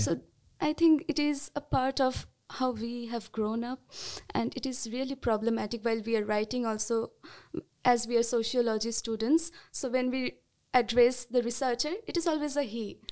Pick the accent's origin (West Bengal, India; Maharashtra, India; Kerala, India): West Bengal, India; I'm from West Bengal, India, and I'm currently doing my masters in Savitribai Phule, Pune University